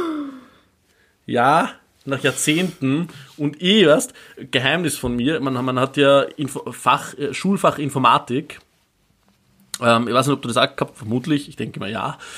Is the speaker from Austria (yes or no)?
yes; Upper Austria, Austria; now in Vienna, Austria; ich bin aus Oberösterreich ursprünglich